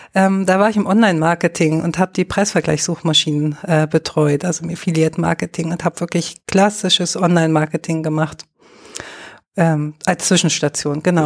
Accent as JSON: {"language": "German", "region": "Lower Saxony", "country": "Germany", "tie": "born or raised there", "also_born_or_lived": "Görlitz", "moved": "as an adult", "lives_now": "Dresden, Germany", "said": "ich komme aus Niedersachsen gebürtig"}